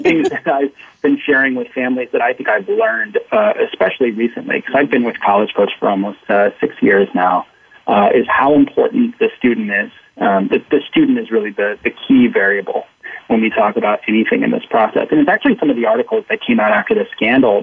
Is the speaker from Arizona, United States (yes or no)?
yes; Arizona, United States; I grew up in Arizona